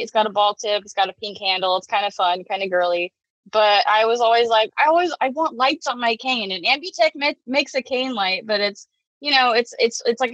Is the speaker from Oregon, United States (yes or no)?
yes; Portland, Oregon, United States; I'm from the Portland metro area.